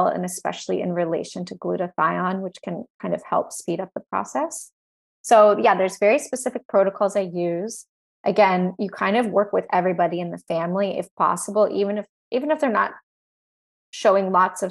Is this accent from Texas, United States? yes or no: yes; Texas, United States; I grew up in Texas